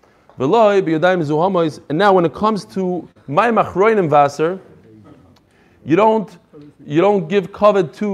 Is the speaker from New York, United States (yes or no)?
yes; New York, United States; now in Chicago, United States; I grew up in New York, so I learned how to drive in Brooklyn